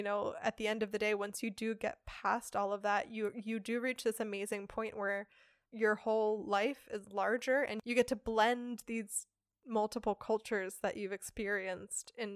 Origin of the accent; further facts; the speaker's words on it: United States; now in Germany; as an American, celebrating Thanksgiving is a hilarious event every year here in Germany